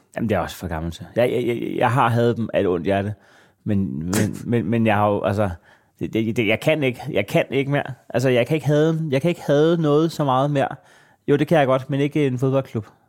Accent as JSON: {"language": "Danish", "town": "Næstved", "region": "Zealand", "country": "Denmark", "tie": "born or raised there", "said": "jeg er fra Næstved"}